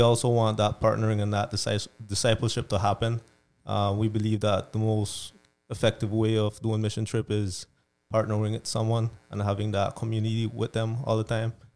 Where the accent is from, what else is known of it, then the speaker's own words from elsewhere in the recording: Belize; moved away; I'm from Belize originally.